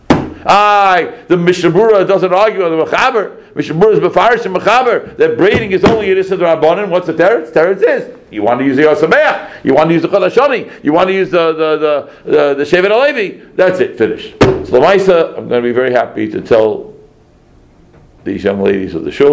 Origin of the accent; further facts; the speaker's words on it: New York City, New York, United States; I grew up in Crown Heights